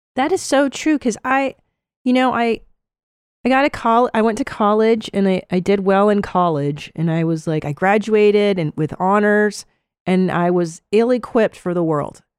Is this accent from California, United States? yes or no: yes; Los Angeles, California, United States; moved away as an adult; now in Austin, United States; I live in Texas now. I live in Austin, um, and I grew up in Los Angeles